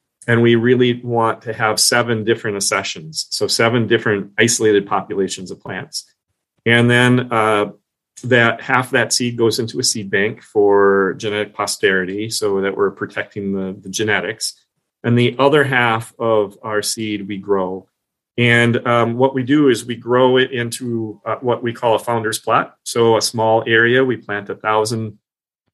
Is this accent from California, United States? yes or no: no; Minnesota, United States; now in Long Island, United States; I was from Minnesota. We have similar native plants